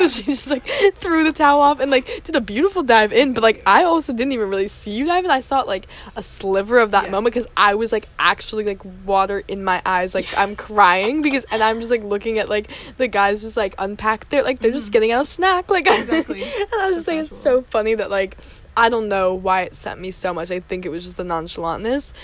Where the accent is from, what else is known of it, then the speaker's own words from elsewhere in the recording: United States; I'm from the United States